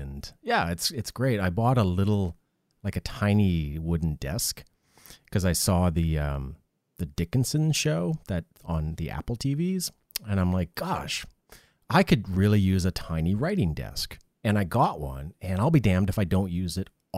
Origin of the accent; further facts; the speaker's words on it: Canada; I'm Canadian